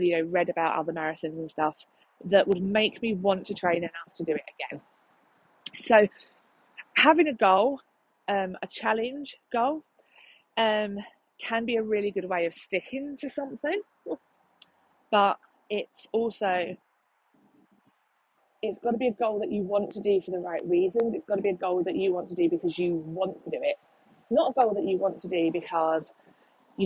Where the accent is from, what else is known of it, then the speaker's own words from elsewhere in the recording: London, United Kingdom; I'm from London